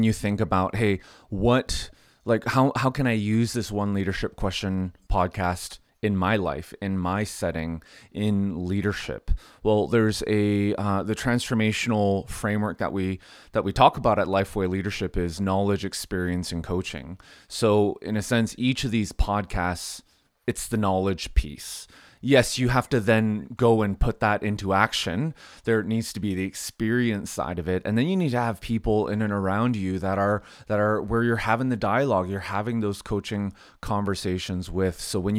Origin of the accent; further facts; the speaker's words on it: Canada; Hey, I'm Canadian, so this podcast neutral.